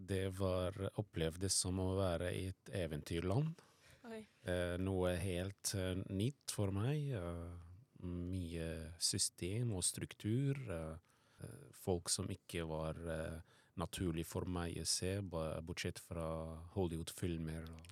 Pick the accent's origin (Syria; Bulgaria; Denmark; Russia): Syria; Norwegian is a second language; moved away as an adult; now in Norway; jeg vokste opp i Syria